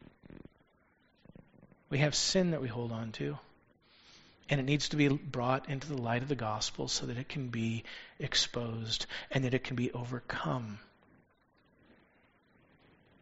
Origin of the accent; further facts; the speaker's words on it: United States; as American Christians